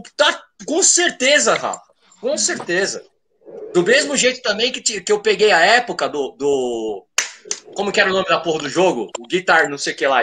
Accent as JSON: {"language": "Portuguese", "town": "Praia Grande", "region": "São Paulo", "country": "Brazil", "tie": "born or raised there", "said": "eu sou do litoral de São Paulo, sou da Praia Grande."}